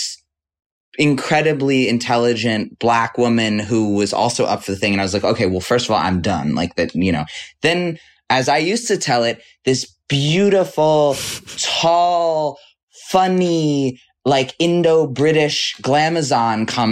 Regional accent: New York City, New York, United States; I grew up on the same block. The Bowery Hotel is now on the block.

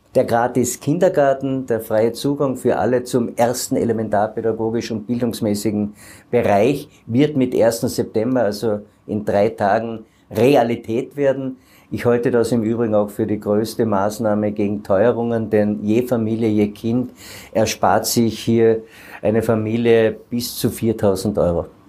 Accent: Carinthia, Austria; bei uns in Kärnten

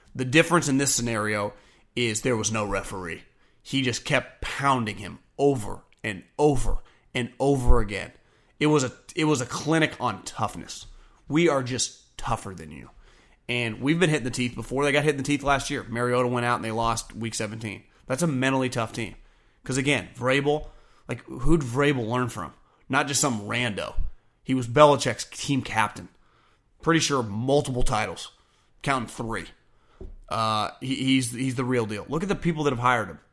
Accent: Davis, California, United States; I'm born and raised in Davis

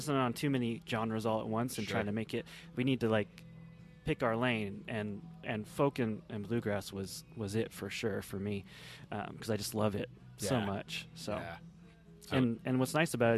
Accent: Kingman, Arizona, United States; Growing up in Kingman, there was two things to do, either music or drugs

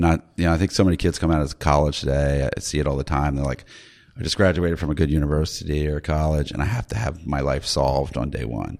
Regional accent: Maryland, United States; I'm from Maryland

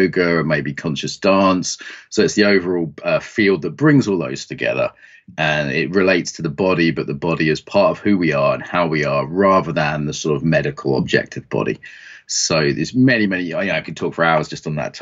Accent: East Anglia, East of England, United Kingdom; when I used to do farm work as a kid growing up in East Anglia

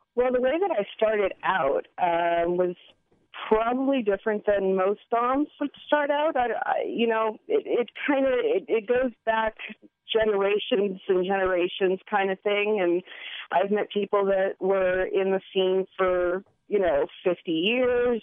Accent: Hawaii, United States; moved away as an adult; now in Eugene, United States; I'm born and raised in Hawaii. Um, left there when I was about 27, and I live in Eugene now

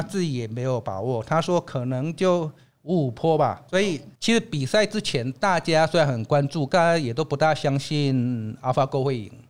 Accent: Taiwan; 我们台湾人…博士

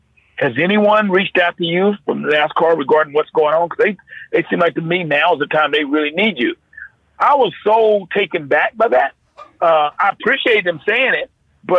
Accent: North Carolina, United States; born or raised there

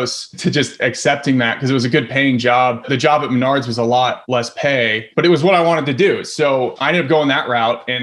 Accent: Iowa, United States; I grew up in Iowa, so not a whole lot of film going on out in Iowa

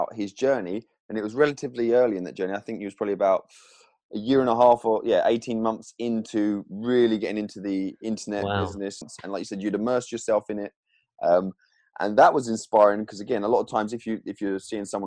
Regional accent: England, United Kingdom; growing up in England and the school, I paid attention in school

